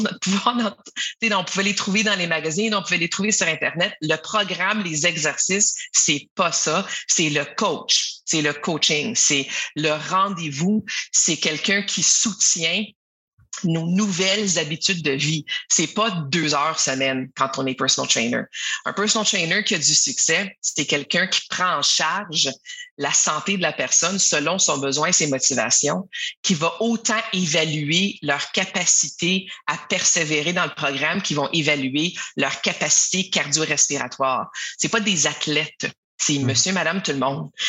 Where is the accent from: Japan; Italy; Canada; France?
Canada; Ottawa, Ontario; also born or lived in Quebec; je suis d'ailleurs une franco-ontarienne qu'on appelle ça, donc quelqu'un qui est né dans la, capitale euh, d'Ottawa au Canada.